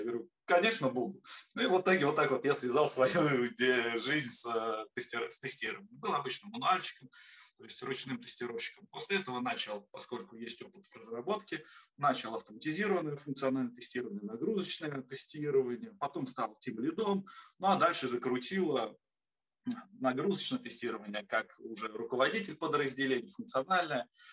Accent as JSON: {"language": "Russian", "town": "Obninsk", "region": "Kaluga Oblast", "country": "Russia", "tie": "born or raised there", "said": "Родился в городе Обнинске, а, в славном Лукограде."}